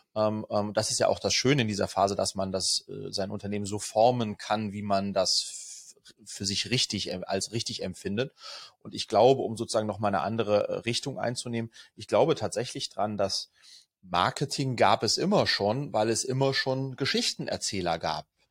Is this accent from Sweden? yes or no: yes; Sweden; also born or lived in France; now in Germany; ich bin in Schweden geboren, Skandinavien kenne ich also gut